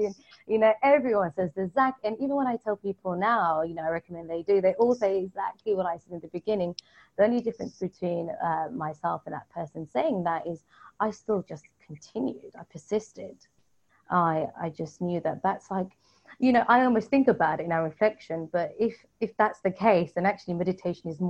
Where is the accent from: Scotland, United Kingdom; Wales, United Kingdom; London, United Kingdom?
London, United Kingdom; I'm born and raised in London